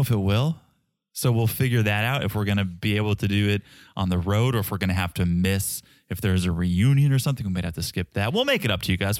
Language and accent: English; Connecticut, United States; I grew up in Connecticut, six-hour drive to Montreal